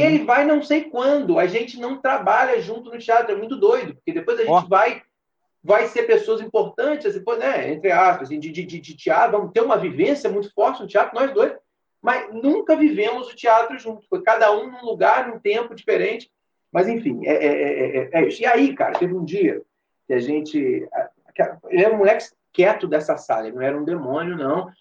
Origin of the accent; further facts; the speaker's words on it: São João Nepomuceno, Minas Gerais, Brazil; moved away as an adult; also born or lived in Juiz de Fora; a minha infância e adolescência tem com São João